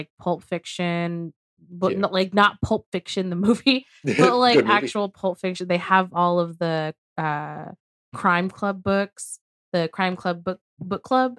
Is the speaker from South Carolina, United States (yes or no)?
no; Texas, United States; we're from Texas.